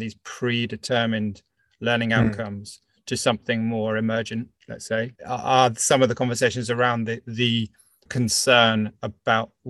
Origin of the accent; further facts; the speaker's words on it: United Kingdom; now in France; I'm British, but live in France